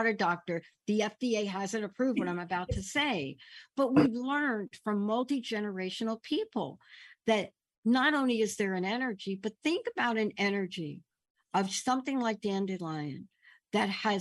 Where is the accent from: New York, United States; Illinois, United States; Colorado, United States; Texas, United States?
New York, United States; New York City; moved away; I'm this kid growing up in the Bronx, lived in the projects